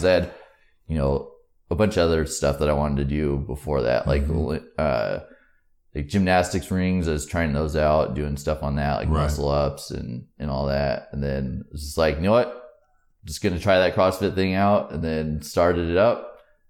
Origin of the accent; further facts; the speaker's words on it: Hebo, Oregon, United States; Over in Tillamook County, a place called Hebo.